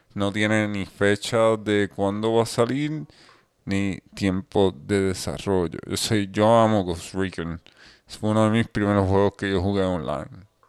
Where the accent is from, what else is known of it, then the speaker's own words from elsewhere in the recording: Puerto Rico; nosotros somos de Puerto Rico